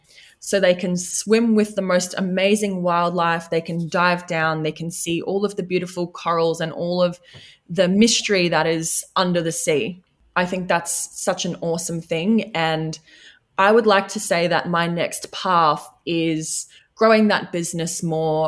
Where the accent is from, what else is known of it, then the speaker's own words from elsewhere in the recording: Redcliffe, Queensland, Australia; I was from Redcliffe